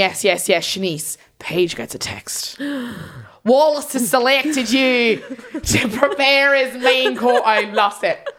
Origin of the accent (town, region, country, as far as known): Ireland